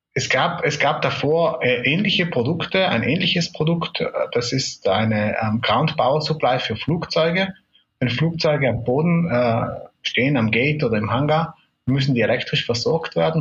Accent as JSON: {"language": "German", "area": "South Tyrol", "region": "Trentino-Alto Adige", "country": "Italy", "tie": "born or raised there", "also_born_or_lived": "Munich", "said": "Ich äh, bin in Südtirol äh, geboren und aufgewachsen"}